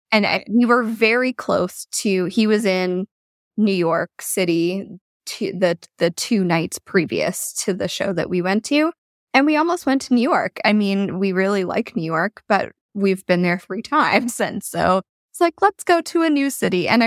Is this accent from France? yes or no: no; Canada; I mean, being Canadian, I feel like we have a little bit of an excuse.